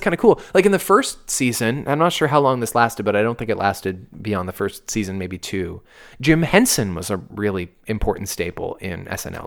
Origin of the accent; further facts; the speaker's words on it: Canada; we're Canadian